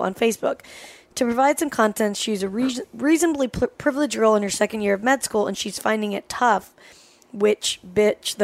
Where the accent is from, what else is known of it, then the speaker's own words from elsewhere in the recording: Salt Lake City, Utah, United States; also born or lived in California; now in Los Angeles, United States; I grew up in Salt Lake City and then moved to LA.